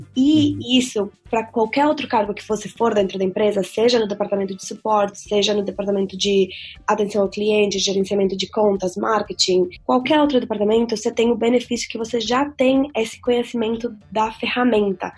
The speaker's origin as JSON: {"language": "Portuguese", "country": "Venezuela", "tie": "born or raised there", "moved": "yes", "lives_now": "Dublin, Ireland", "said": "eu na verdade, sou metade venezuelana, né? Então, eu sou nascida na Venezuela mesmo"}